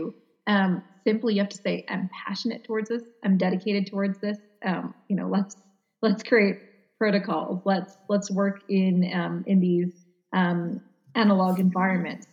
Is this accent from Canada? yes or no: yes; Canada; I'm Canadian